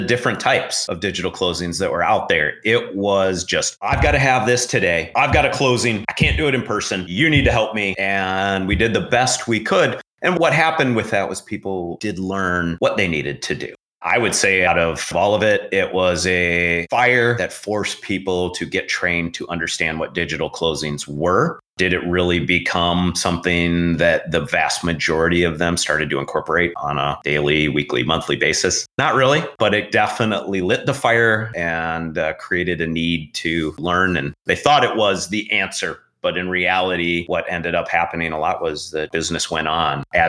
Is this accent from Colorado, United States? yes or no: yes; Denver, Colorado, United States; growing up in Denver